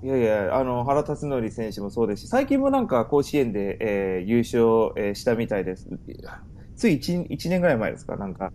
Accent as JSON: {"language": "Japanese", "town": "Sagamihara", "region": "Kanagawa", "country": "Japan", "tie": "born or raised there", "also_born_or_lived": "United States (born) / Washington, D.C. suburbs / Tennessee", "moved": "as an adult", "lives_now": "Irvine, United States", "said": "日本は神奈川県の相模原市という、えー、市の出身"}